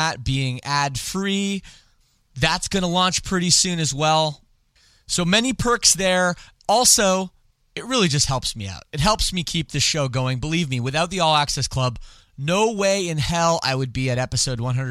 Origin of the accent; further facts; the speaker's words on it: Canada; I don't speak French despite being Canadian.